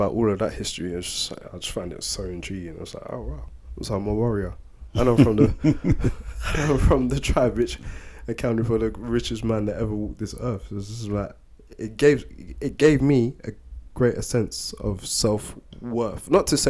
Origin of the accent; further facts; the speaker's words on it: Sierra Leone; I found out that in fact I am Sierra Leonean and Malian, so I hail from Mali as well.